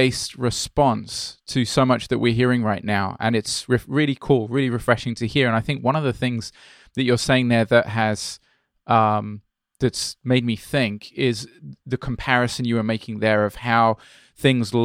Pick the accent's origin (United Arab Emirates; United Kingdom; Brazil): Brazil; moved away; I grew up in Brazil, I'm not so British as you think